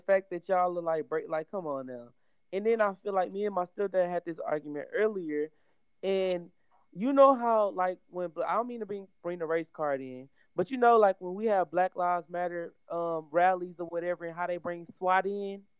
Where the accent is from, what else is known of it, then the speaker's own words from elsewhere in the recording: Houston, Texas, United States; since we are all Houston natives